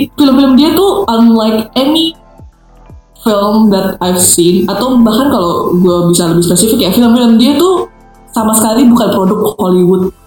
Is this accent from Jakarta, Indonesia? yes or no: no; Depok, West Java, Indonesia; gue itu orang Depok